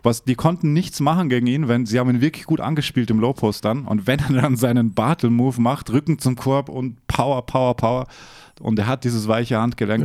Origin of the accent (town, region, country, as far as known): Austria; born or raised there; moved away